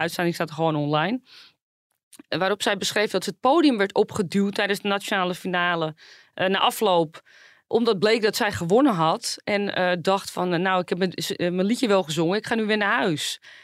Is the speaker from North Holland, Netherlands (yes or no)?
yes; Zaandam, North Holland, Netherlands; ik kom natuurlijk zelf uit Zaandam